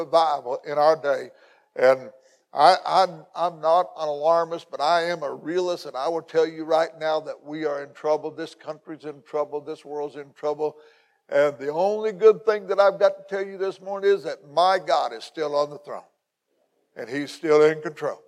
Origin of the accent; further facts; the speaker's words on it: McLeansboro, Illinois, United States; also born or lived in North City, Illinois / Belle Rive, Illinois; this is my hometown. Where I was born and raised in McLeansboro